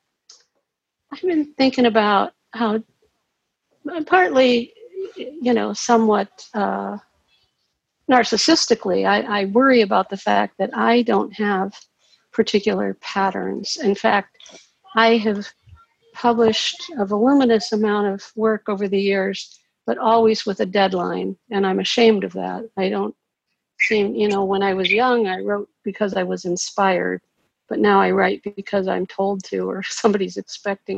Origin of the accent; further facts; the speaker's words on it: Cincinnati, Ohio, United States; also born or lived in Florida; I'm from Cincinnati, but I've been living in Florida half the time for the last couple